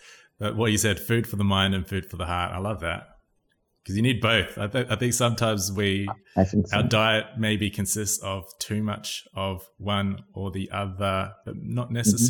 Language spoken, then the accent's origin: English; Perth, Western Australia, Australia; moved away; also born or lived in New Zealand; I'm from Perth, I'm from New Zealand, but I grew up in Perth a lot